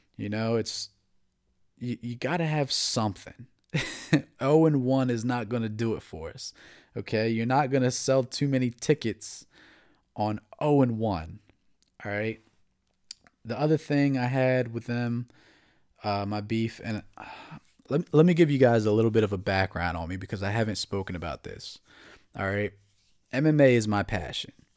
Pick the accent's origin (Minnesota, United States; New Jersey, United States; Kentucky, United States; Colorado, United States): New Jersey, United States; also born or lived in Atlantic City, New Jersey; now in Maryland, United States; I'm from New Jersey